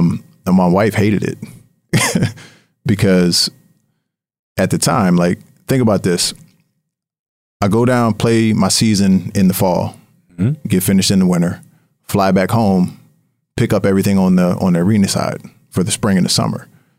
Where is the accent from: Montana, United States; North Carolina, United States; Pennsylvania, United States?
Pennsylvania, United States; Harrisburg; there was a team that was launching in my hometown in Harrisburg, PA, and they were looking for investors